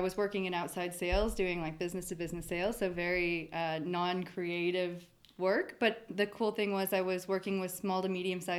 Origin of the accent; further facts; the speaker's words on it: Oak Ridge, Tennessee, United States; So I grew up in the Southeast United States. And it was actually in Oak Ridge, though.